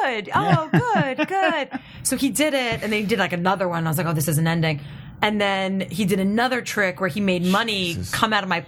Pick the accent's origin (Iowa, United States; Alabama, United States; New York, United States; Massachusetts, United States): New York, United States; New York City; moved away as an adult; now in Los Angeles, United States; I grew up in Brooklyn